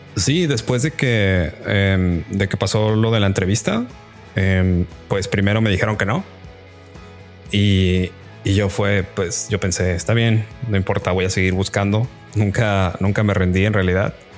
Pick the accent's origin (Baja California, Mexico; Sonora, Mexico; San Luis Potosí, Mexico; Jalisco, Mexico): Jalisco, Mexico; Guadalajara; moved away as an adult; also born or lived in Sudbury, Ontario; now in Vancouver, Canada; yo soy de Guadalajara. Tengo en Vancouver viviendo ya un poco más de dos años